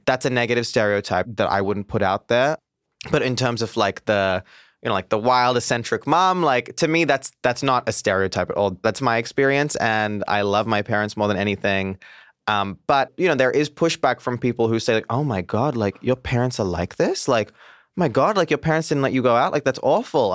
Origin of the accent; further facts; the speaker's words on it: Mumbai, Maharashtra, India; moved away; also born or lived in Goa; I'm from South India. I'm from a place called Goa. I grew up in Mumbai.